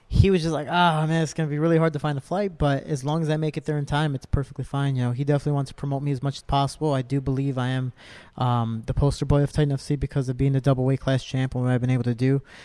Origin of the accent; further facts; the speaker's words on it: Cicero, Illinois, United States; I'm a kid from Cicero.